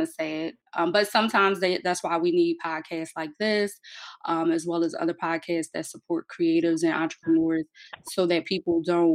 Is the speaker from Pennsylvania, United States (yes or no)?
yes; Philadelphia, Pennsylvania, United States; I was born and raised in North Philly.